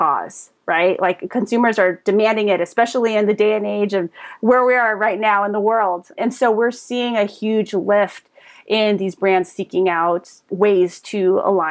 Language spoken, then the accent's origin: English; Pasadena, California, United States; also born or lived in San Diego; I was born in Pasadena and just grew up here, went as far as San Diego for college and came right back up